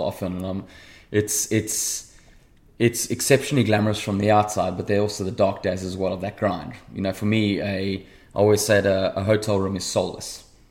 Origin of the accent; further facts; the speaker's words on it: South Africa; growing up in South Africa in apartheid